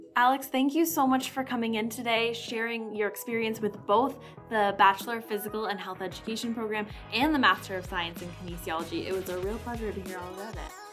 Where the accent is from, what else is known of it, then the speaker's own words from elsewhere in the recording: Shelburne, Ontario, Canada; I'm from Shelburne. I, it's about 20 minutes from Orangeville